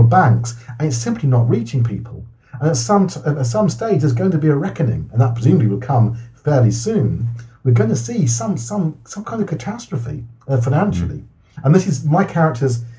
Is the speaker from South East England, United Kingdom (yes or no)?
yes; Wokingham, South East England, United Kingdom; also born or lived in London; my family moved out from London, which is a much more diverse. We grew up in a much more diverse area. We moved out to London, out to Wokingham